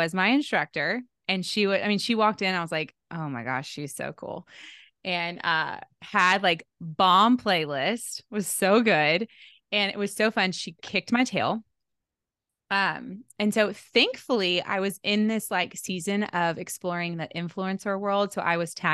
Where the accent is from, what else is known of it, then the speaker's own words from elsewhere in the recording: Houston, Texas, United States; now in New York, United States; I'm from Houston living in New York